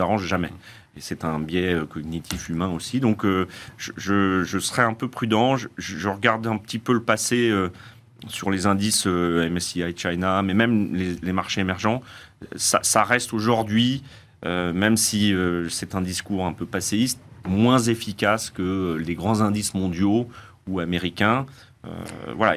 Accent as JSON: {"language": "French", "country": "France", "said": "chez nous en France"}